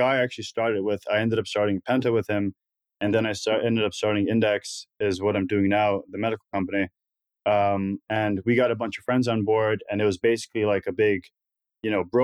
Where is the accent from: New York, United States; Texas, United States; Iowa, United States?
New York, United States; New York City; moved away as an adult; also born or lived in Paris, France; born and raised in New York City, lived there until I was 18, moved to Paris, France